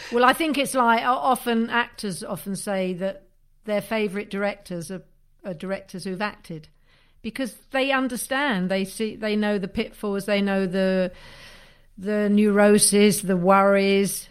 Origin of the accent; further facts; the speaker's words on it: Leeds, Yorkshire and the Humber, United Kingdom; I'm from Leeds